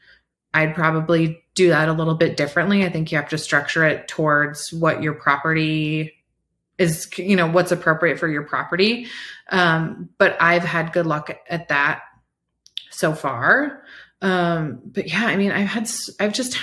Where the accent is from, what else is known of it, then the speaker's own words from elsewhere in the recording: Iowa, United States; now in Colorado, United States; I'm from Iowa, right? Like that's where I grew up